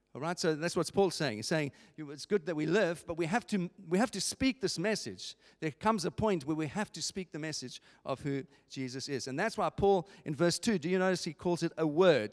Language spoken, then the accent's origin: English; England, United Kingdom; as English people